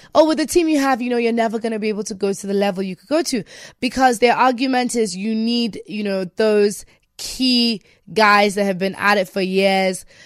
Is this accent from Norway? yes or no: no; Nigeria; me being Nigerian